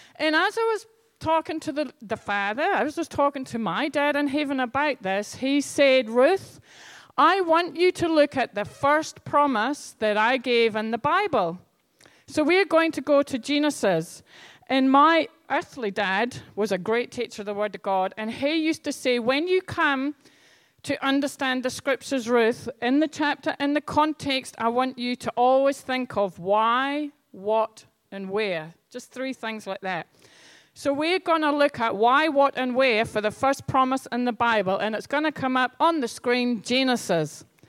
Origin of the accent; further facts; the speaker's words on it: Scotland, United Kingdom; moved away; I grew up in Scotland